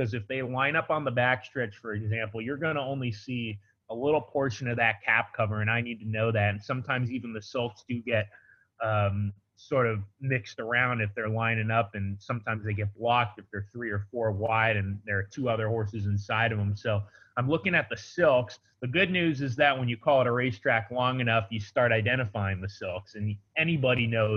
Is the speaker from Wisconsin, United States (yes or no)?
no; Del Mar, California, United States; I'm from Del Mar, and I was at Del Mar when I was a kid